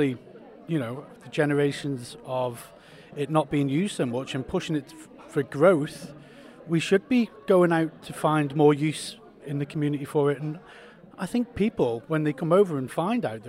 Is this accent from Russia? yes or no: no; Isle of Man; as a Manx person